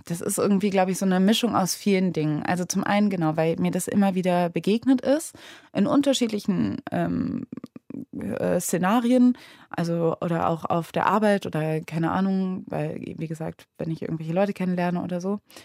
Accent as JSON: {"language": "German", "town": "Cologne", "region": "North Rhine-Westphalia", "country": "Germany", "tie": "born or raised there", "said": "Ich meine, ich bin ja in Köln aufgewachsen"}